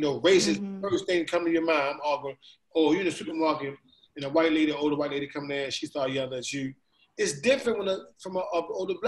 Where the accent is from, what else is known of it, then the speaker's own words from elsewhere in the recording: Baltimore, Maryland, United States; I'm from Baltimore